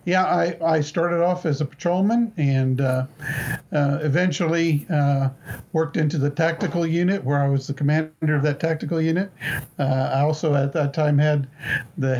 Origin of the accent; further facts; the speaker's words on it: Topeka, Kansas, United States; I was born in Topeka, been here all my life